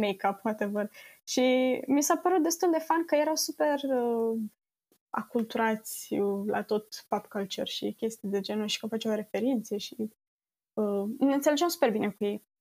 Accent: Romania; moved away as an adult; now in Netherlands; din România

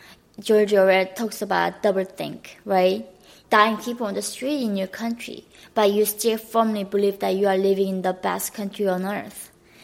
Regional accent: Hyesan, Ryanggang, North Korea; English is a second language; moved away; also born or lived in Gowon, North Korea; So I was growing up in Haesan, which is really like northern part of North Korea.

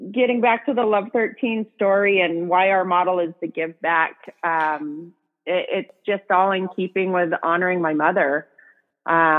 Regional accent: Cheney, Washington, United States; A little town called Cheney, Washington. It's gotten bigger now, but when I grew up, it had one stoplight

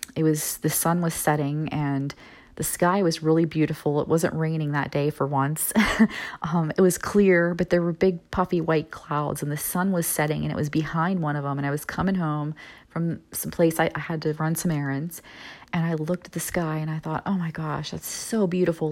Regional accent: Midwest, United States; moved away; also born or lived in Florida; moving back to my hometown in the kind of Midwest area

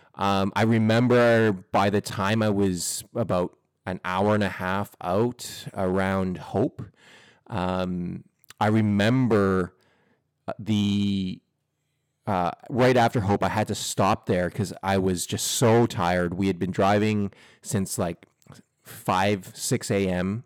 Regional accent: Edmonton, Alberta, Canada; moved away as an adult; now in Vancouver, Canada; growing up in Edmonton

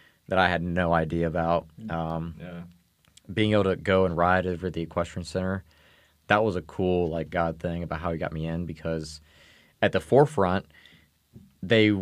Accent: East Coast, United States; moved away; I grew up on the East Coast, but then I lived for a while over on the West Coast

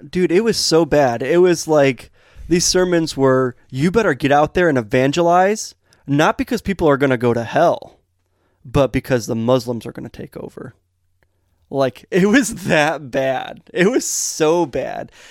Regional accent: United States; where we grew up in Metamora and Montrose. We were out in the country

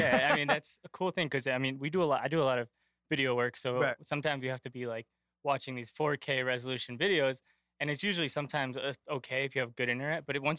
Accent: Worcester, Massachusetts, United States; I'm from Worcester, Massachusetts. I grew up here in three different neighborhoods, kind of started in Maine South.

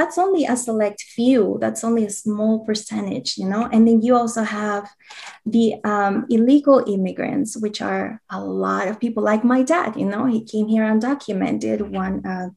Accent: Peru; now in United States; I'm from Peru

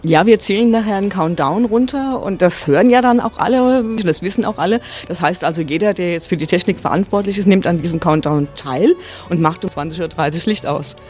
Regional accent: Frankfurt am Main, Hesse, Germany; ich bin ja Frankfurter Mädchen

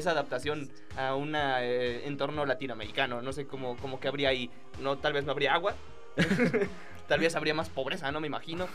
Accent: Mexico

